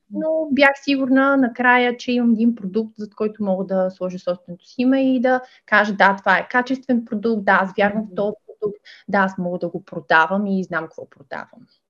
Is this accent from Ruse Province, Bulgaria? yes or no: yes; Ruse, Ruse Province, Bulgaria; moved away as an adult; Аз а, съм позиционирана в Русе. Това е моя роден град